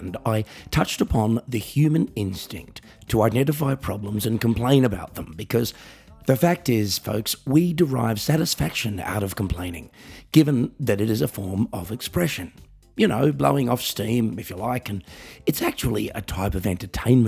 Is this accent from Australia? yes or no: yes; Australia; now in Germany; I'm an Australian musician, singer, songwriter, comedian, writer, and coffee enthusiast